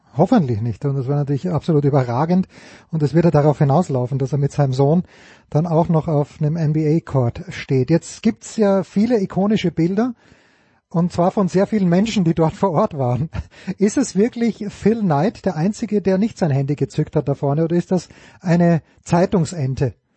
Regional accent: Austria; mich als Österreicher

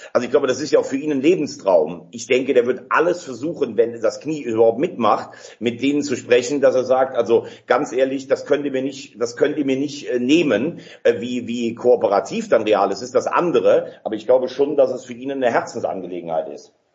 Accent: Germany; als Deutscher

